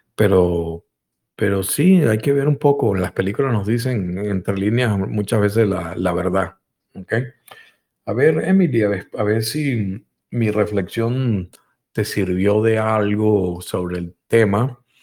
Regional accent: Venezuela; En Venezuela también, en mi país donde nací

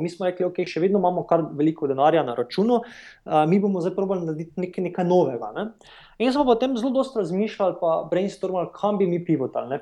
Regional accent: Maribor, Drava, Slovenia; moved away as an adult; also born or lived in New York / San Francisco; jaz sem sicer slovenec, sem iz Maribora

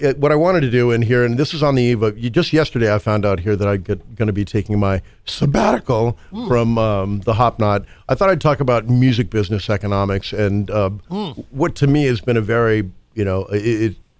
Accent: Colorado, United States; I grew up in Colorado

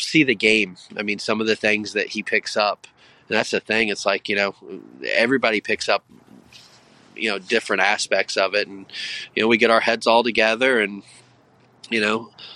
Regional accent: Indiana, United States; also born or lived in Texas; now in Delaware County, Pennsylvania, United States; I'm from Indiana and lived in Texas

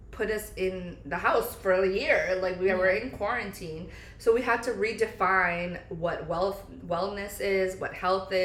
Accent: New Jersey, United States; moved away as an adult; also born or lived in Pennsylvania; now in Florida, United States; moving from New Jersey where we grew up

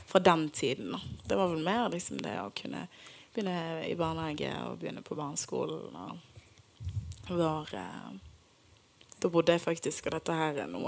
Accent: Bergen, Vestland, Norway; Jeg er fra Bergen, folkens.

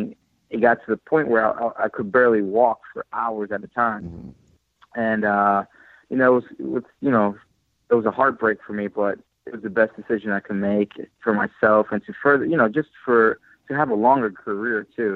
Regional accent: New York, United States; moved away as an adult; also born or lived in California; I was, you know, born and raised in New York

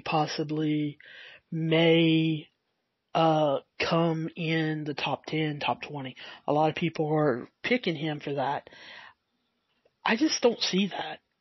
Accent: the South, United States; accent: southern; I do have my southern accent, and sometimes it's harder harder to understand

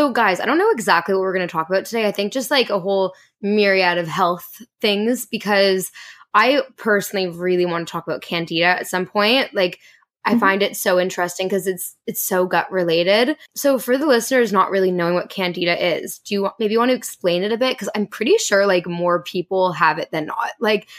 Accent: Canada; Oh, I'm Canadian.

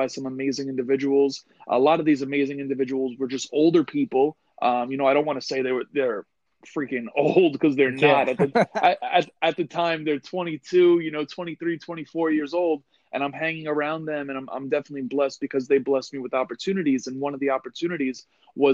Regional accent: New York, United States; born and raised in New York

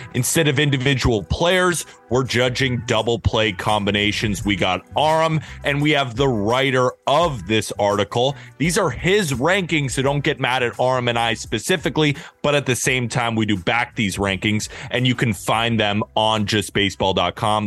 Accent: California, United States; moved away; also born or lived in New York; I'm from California, grew up on In and Out, but I've lived in New York

